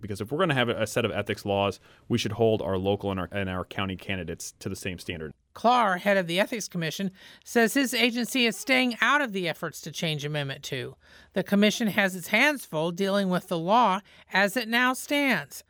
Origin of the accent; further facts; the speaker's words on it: Indiana, United States; now in St. Louis, United States; I'm from Indiana